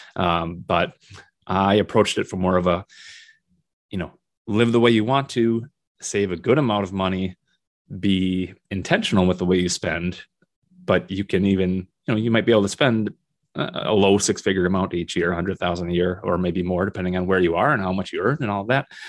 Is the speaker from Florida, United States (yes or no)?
no; Minnesota, United States; moved away as an adult; also born or lived in South Dakota; now in Northern Michigan, United States; Minnesota, which is my home state